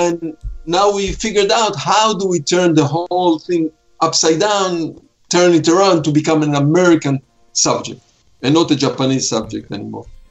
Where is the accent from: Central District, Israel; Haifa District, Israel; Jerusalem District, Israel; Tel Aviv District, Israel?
Jerusalem District, Israel; Jerusalem; first language Hebrew; English is a second language; moved away; also born or lived in Poland; I'm Israeli. I was born in Poland. Okay. But when I was six months old, I was already in Jerusalem.